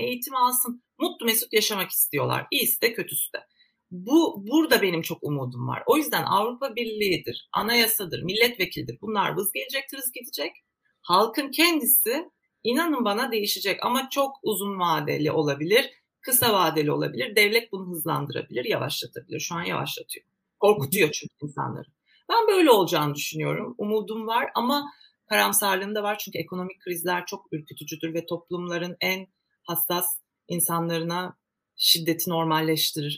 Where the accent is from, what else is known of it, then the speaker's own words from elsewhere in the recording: Turkey; Aynı okullarda okuduk, aynı sıralarda okuduk. Aynı mahallelerde büyüdük